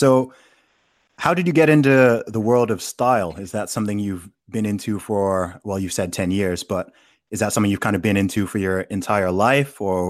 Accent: Saudi Arabia; now in United Kingdom; Funnily enough, I grew up in Saudi Arabia and I knew quite a few Mormons over there.

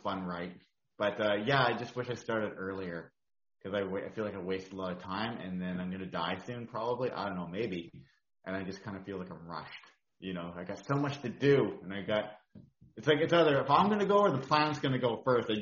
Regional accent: Sooke, British Columbia, Canada; I'm from Sooke, BC

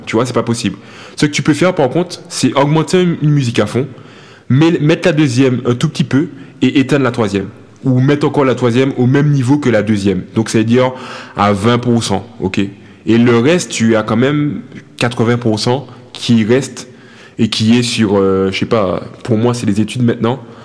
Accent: Martinique; moved away as an adult; quand j'ai quitté la Martinique, j'étais à euh, athlète de haut niveau

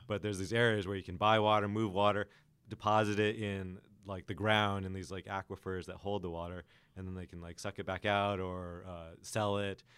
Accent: Los Angeles, California, United States; also born or lived in Alaska; I'm from Los Angeles originally, spent some time in Alaska. And so growing up in L A, we have a lot of droughts

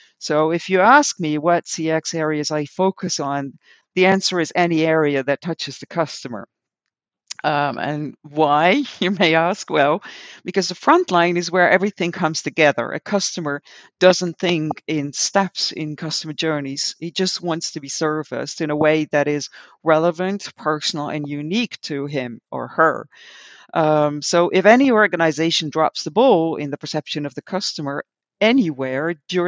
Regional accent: Netherlands; English is a second language; the local supermarket of the village where I grew up in the Netherlands.

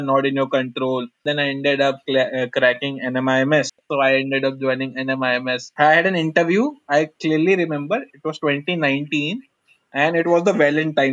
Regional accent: Lucknow, Uttar Pradesh, India; moved away as an adult; also born or lived in Chennai; I am from North Lucknow. I ended up in Chennai.

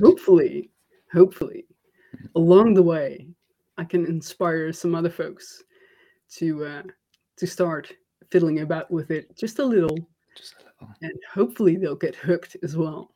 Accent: Netherlands; I'm from the Netherlands

